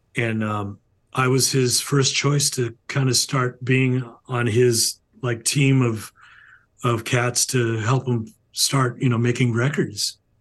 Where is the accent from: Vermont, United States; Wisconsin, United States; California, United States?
California, United States; I grew up in California, still here